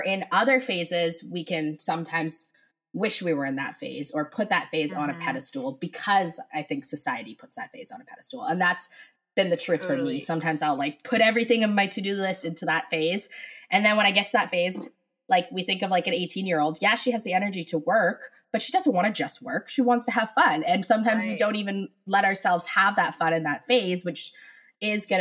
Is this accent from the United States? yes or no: no; Canada; I am Canadian